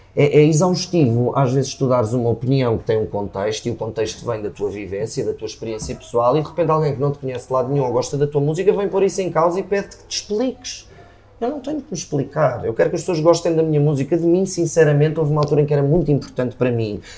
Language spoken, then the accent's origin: Portuguese; Viseu, Centro, Portugal; also born or lived in Lisbon; eu nasci em Lisboa, a minha mãe mudou-se para Viseu quando eu tinha 6 anos